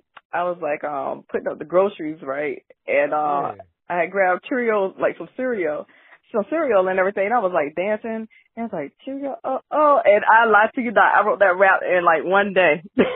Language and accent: English; Chesapeake, Virginia, United States; So I'm from originally Chesapeake, Virginia. So I grew up in Chesapeake, Virginia. Yep, 757. I got to shout that out.